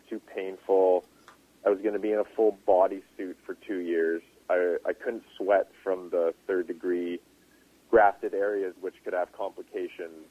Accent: Revelstoke, British Columbia, Canada; my hometown uh-huh. in, in Revelstoke

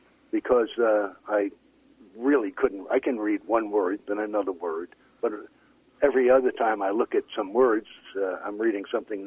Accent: New York City, New York, United States; moved away as an adult; also born or lived in Queens / Brooklyn; now in British Columbia, Canada; I was born in Queens, moved to Brooklyn when I was 1 week old

